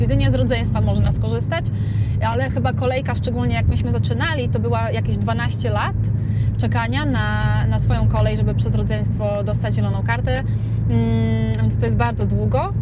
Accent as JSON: {"language": "Polish", "town": "Suwałki", "region": "Podlaskie Voivodeship", "country": "Poland", "tie": "born or raised there", "also_born_or_lived": "Warsaw, Poland", "moved": "as an adult", "lives_now": "Las Vegas, United States", "said": "urodziłam się i wychowałam w Suwałkach"}